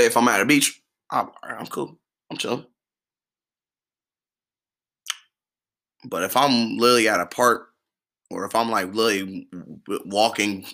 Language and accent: English; Midwest, United States; I'm from the Midwest. I'm Midwest